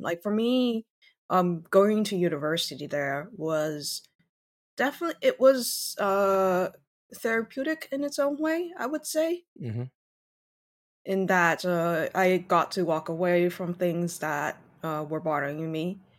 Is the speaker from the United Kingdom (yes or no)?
no; Taiwan; English is a second language; also born or lived in Singapore / Shanghai, China / Canada; So I was born in Taiwan, also Taiwanese, and then I grew up as an expatriate in Singapore as well as Shanghai. I went to Canada for university, tried to stay in Canada for a job, didn't, came back to Taiwan